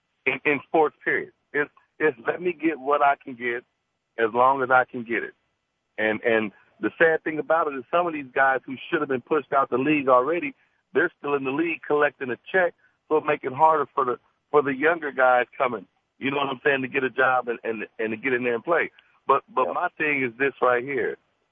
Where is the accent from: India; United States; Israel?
United States; California; I'm a Californian and I was a Laker fan.